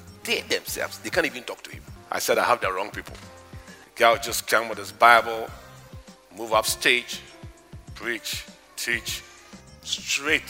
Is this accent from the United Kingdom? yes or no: no; Ghana; I come from Africa. Do you know Ghana